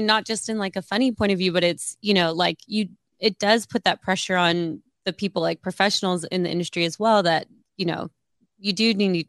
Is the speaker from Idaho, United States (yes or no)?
no; Oregon, United States; moved away; I grew up in Oregon and we had a boat growing up, like a family boat